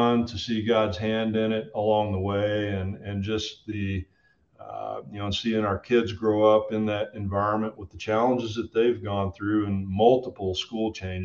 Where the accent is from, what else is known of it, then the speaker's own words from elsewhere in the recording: Midlothian, Texas, United States; moved away as an adult; also born or lived in Del Rio, Texas / New Mexico / Florida / Okinawa, Japan; now in Germany; after I left my hometown of Midlothian, Texas, just up south of Dallas, Fort Worth